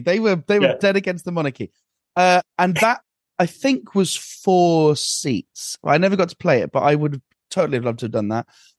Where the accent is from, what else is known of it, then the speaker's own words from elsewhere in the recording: Aberdeen, Scotland, United Kingdom; Well, originally Aberdeen, but actually I'm... that doesn't work.